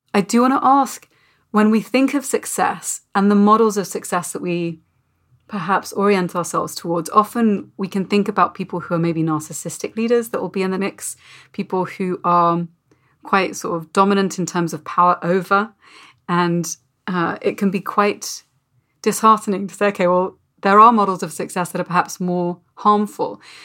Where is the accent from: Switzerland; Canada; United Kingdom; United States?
United Kingdom; as a Brit